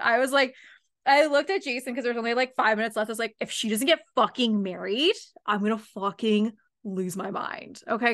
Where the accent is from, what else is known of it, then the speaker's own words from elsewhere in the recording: London, Ontario, Canada; my hometown